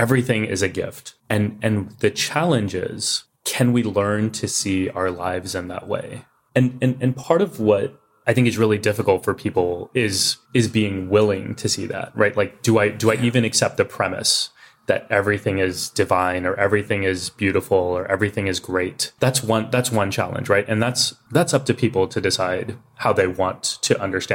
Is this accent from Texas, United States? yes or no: yes; Texas, United States; growing up in Texas as kids wearing turbans